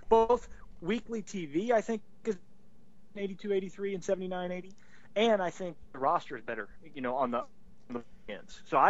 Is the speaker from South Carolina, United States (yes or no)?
yes; South Carolina, United States; I'm from South Carolina